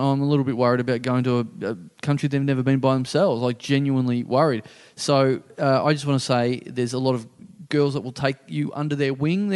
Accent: Maryborough, Victoria, Australia; moved away; my hometown

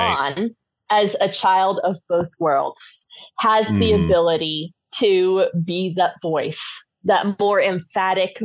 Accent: United States; moved away; also born or lived in United Kingdom; I spent a large portion of my childhood there, and I feel like I have the right as an American

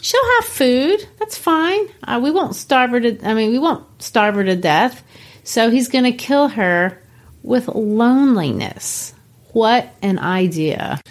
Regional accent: Belo Horizonte, Minas Gerais, Brazil; moved away; I grew up in Belo Horizonte, Brazil

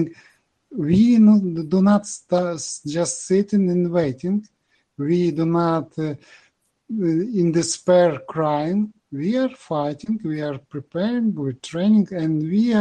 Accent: Ukraine; English is a second language

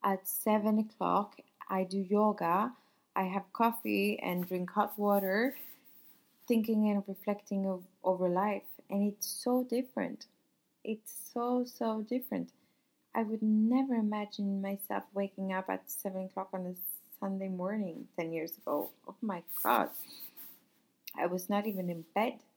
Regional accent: Sweden; also born or lived in Paris, France; now in Nice, France; I'm from Sweden. I used to live in Paris. Now I live here and I work here.

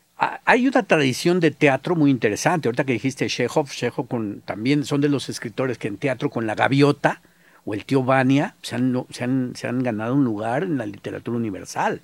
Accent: Mexico

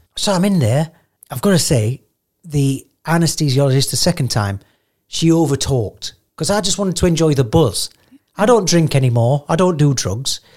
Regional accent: United Kingdom; I'm so British

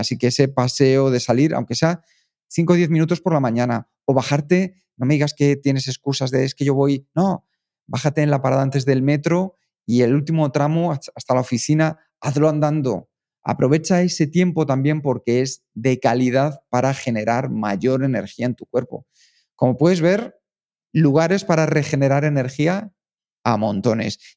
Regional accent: Spain; nosotros somos españoles, somos los más naturales del mundo

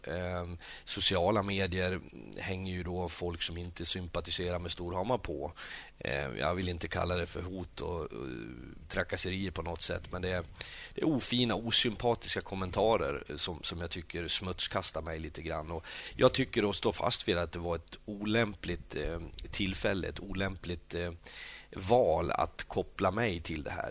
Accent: Sweden; now in Norway; jag som kommer som svensk

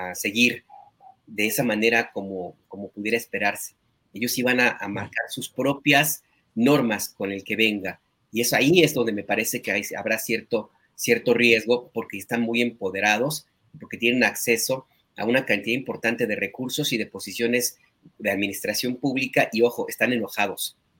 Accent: Jalisco, Mexico; moved away; mi tierra, ahí en Jalisco

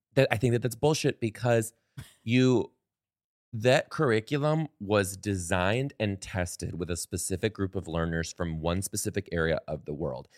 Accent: Detroit, Michigan, United States; I am originally from Detroit, Michigan, born in Detroit, Michigan, raised in the outskirts

